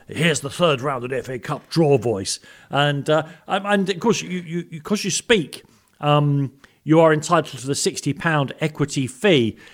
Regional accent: London, United Kingdom; I grew up in Islington

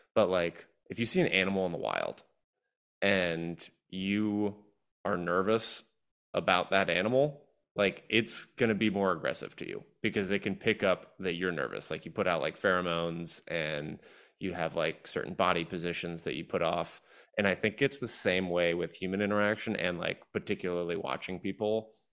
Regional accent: Georgia, United States; moved away as an adult; also born or lived in Chicago; I grew up in Georgia

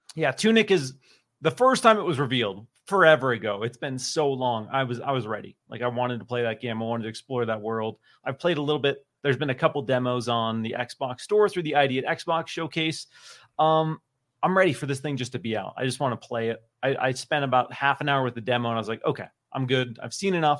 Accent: Pacific Northwest, United States; I'm from the Pacific Northwest

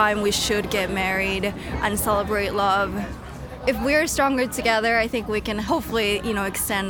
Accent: Japan; moved away as an adult; now in New York, United States; I'm from Japan.

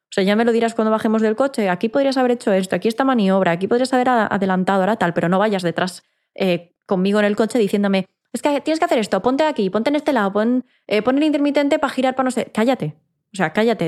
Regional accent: Ibiza, Balearic Islands, Spain; moved away as an adult; now in Barcelona, Spain; mi ciudad natal, que es Ibiza, es una isla pequeña

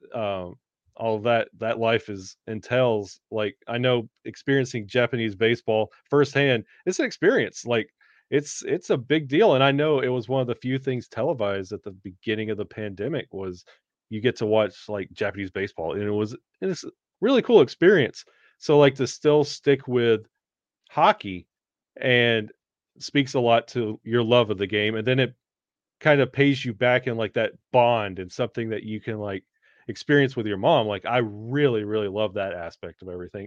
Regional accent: Birmingham, Alabama, United States; moved away; I'm originally from Birmingham, Alabama

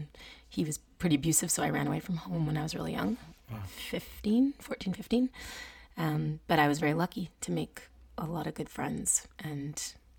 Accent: Montreal, Quebec, Canada; moved away; also born or lived in Vancouver, British Columbia; I am Canadian. And I was born and raised in Montreal.

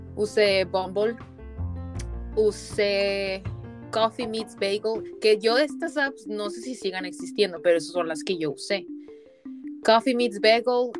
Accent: Mexico; moved away as an adult; yo crecí en México y obviamente siempre estuve rodeada de mexicanos

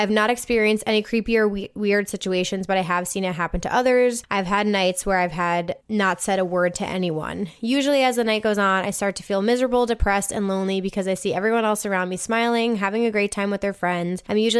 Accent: San Antonio, Texas, United States; I just saw … solo in my hometown of San Antonio

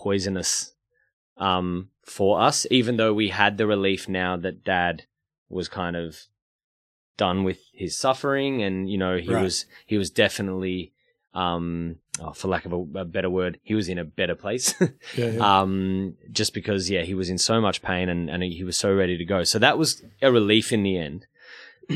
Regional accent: Melbourne, Victoria, Australia; also born or lived in Brunswick; I grew up in Coburg

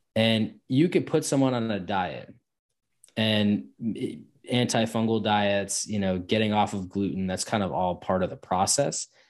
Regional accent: Northeast, United States; I'm from the Northeast

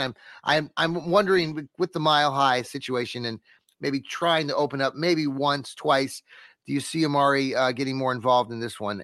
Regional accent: Ohio, United States; I was from the Buckeye State

